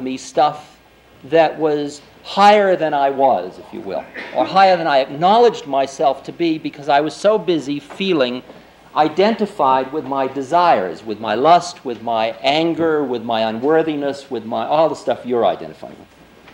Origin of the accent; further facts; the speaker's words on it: Boston, Massachusetts, United States; accent: Boston; my Boston accent